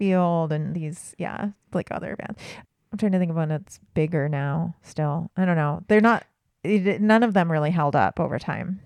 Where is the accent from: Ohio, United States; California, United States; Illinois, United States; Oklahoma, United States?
California, United States; Southern; I grew up in Southern California